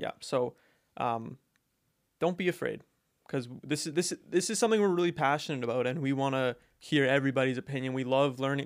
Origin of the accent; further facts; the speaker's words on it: Alberta, Canada; moved away; when I was home in, uh, Alberta